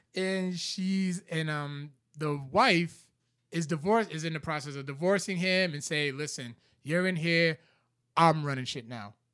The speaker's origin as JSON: {"language": "English", "town": "Providence", "region": "Rhode Island", "country": "United States", "tie": "born or raised there", "said": "Eddy Street, which is, like, up the street from where I grew up"}